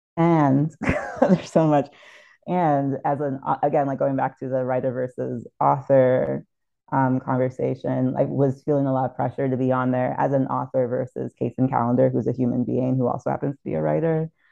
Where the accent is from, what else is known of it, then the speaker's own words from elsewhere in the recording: St. Thomas, U.S. Virgin Islands; growing up in St. Thomas in the U.S. Virgin Islands